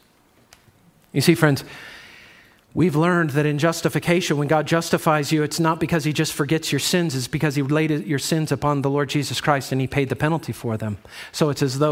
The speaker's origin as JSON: {"language": "English", "town": "Chicago", "region": "Illinois", "country": "United States", "said": "I'm from the Chicago area"}